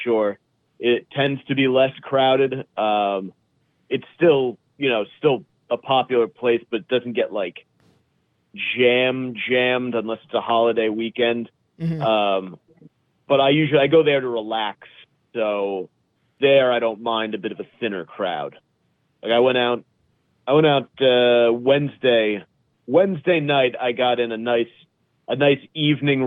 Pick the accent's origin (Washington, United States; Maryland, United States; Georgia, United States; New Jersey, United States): New Jersey, United States; Bergen County; I grew up in Bergen County